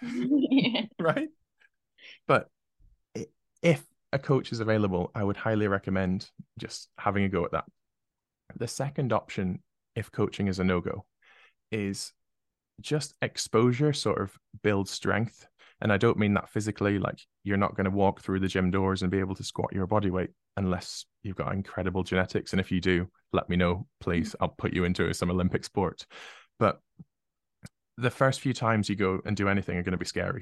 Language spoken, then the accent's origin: English; United Kingdom; being British